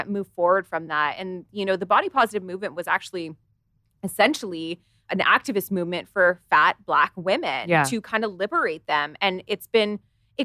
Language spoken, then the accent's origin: English; Canada; I live in Canada